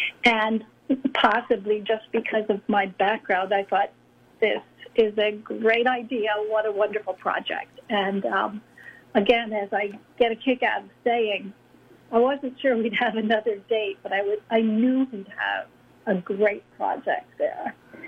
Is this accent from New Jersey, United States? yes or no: yes; New Jersey, United States; moved away; I grew up in New Jersey